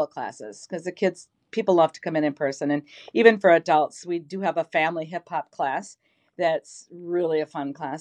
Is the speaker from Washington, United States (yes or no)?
no; Minneapolis, Minnesota, United States; moved away as an adult; also born or lived in New York; we were born and raised in North Minneapolis, my five sisters, Sue, Amy, Lori, Janie, and myself